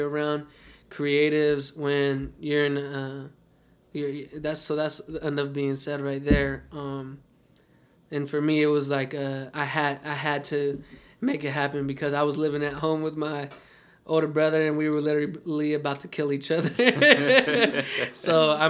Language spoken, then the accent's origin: English; Las Vegas, Nevada, United States; I'm born and raised in Las Vegas, and I went to UNLV